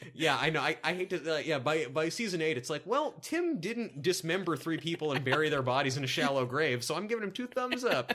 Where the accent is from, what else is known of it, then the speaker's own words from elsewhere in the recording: the South, United States; accent: southern; my southern accent